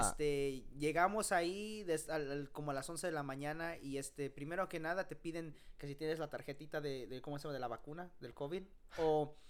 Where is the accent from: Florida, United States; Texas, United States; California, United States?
Texas, United States; Arlington; yo soy de Arlington.